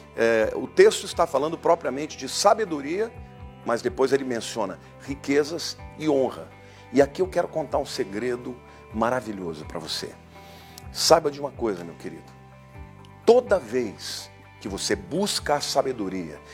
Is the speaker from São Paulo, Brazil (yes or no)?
yes; São Paulo, Brazil; quando eu era jovem, adolescente aqui em São Paulo